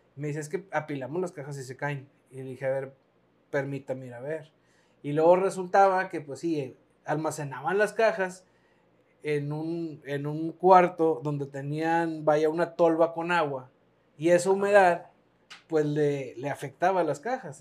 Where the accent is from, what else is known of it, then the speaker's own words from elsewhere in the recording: Piedras Negras, Coahuila, Mexico; aquí en Piedras Negras